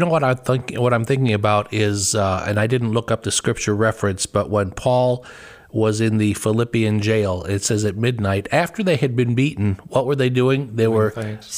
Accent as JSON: {"language": "English", "town": "Chicago", "region": "Illinois", "country": "United States", "tie": "born or raised there", "moved": "as an adult", "lives_now": "Ohio, United States", "said": "we were Bears fans growing up in Chicago."}